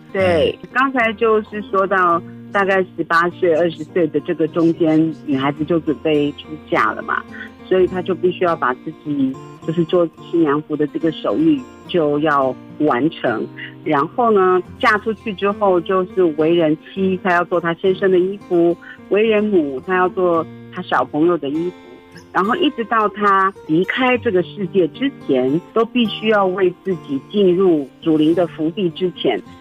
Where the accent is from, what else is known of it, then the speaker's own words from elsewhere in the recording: Taiwan; 我是来自山西流域的泰雅族